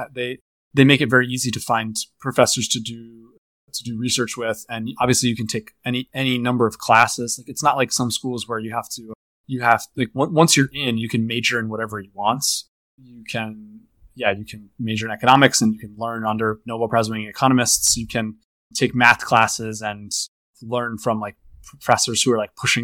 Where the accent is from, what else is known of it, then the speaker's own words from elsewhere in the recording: Boca Raton, Florida, United States; I was growing up in Boca Raton